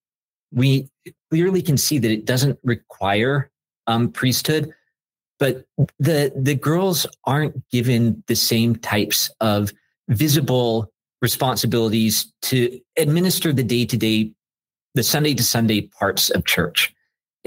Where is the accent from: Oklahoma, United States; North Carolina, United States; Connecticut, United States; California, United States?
California, United States; Southern; now in Chicago, United States; I grew up in Southern California.